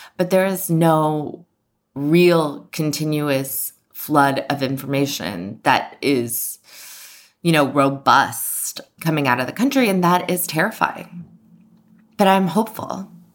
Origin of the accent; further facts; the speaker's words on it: United States; also born or lived in Iran; as an American who had grown up knowing maybe not everything about the civil rights movement